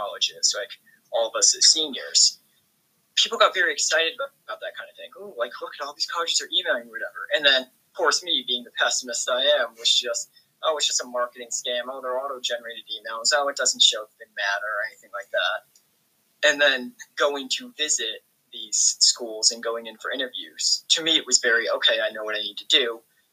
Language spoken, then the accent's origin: English; Massachusetts, United States; I was born and raised in Massachusetts